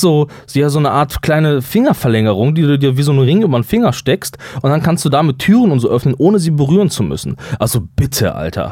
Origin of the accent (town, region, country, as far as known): Germany